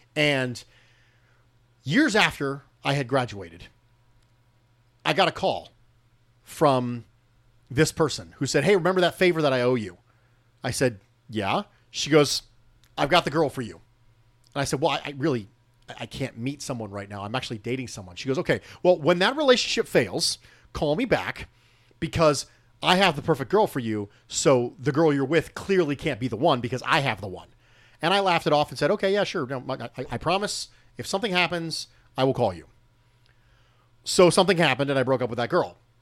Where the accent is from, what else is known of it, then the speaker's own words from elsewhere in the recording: United States; I am born and raised as an American